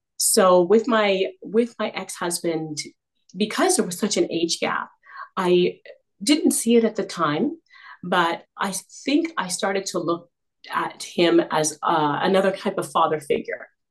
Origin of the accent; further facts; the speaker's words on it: Canada; also born or lived in South Africa; I was born in South Africa. Uh, but we migrated to Canada and when I was just a toddler. So I've grown up here.